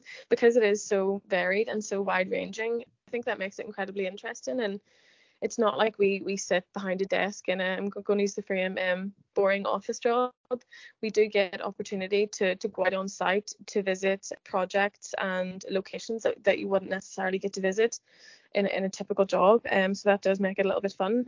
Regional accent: Northern Ireland, United Kingdom; I am from Northern Ireland

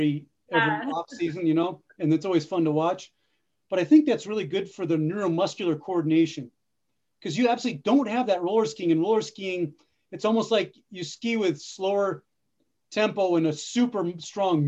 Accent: the East, United States; moved away; also born or lived in the West (US); I'm not from the West, I'm from the East, but I've lived a lot of my life in the West

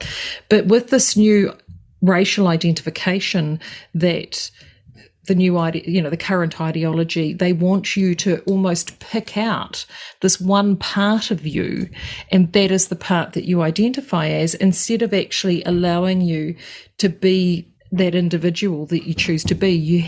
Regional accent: Gisborne, New Zealand; moved away; I'm from Gisborne originally

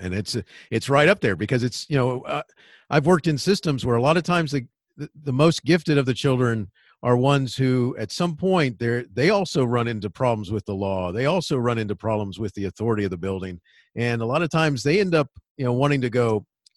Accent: Daytona Beach, Florida, United States; I grew up in Daytona Beach, Florida

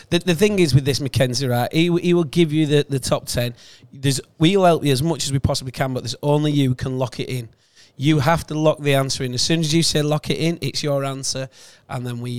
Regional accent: the north of England, United Kingdom; I'm as northern as they come as well.

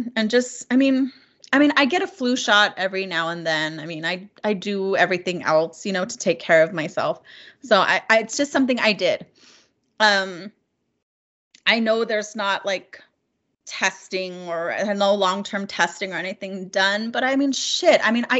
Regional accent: New Mexico, United States; Yes, I'm Navajo, or Diné, as we're called now. I'm Navajo. I'm originally from New Mexico.

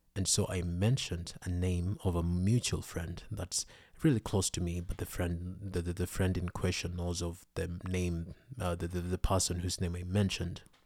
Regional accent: Kenya; I was born in Kenya

